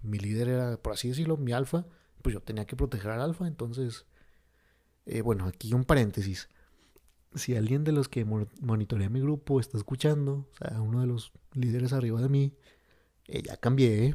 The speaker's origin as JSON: {"language": "Spanish", "country": "Mexico", "said": "mi México bonito"}